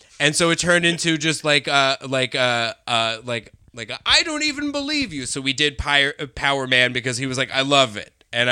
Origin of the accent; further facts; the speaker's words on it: Colorado, United States; I'm from Colorado.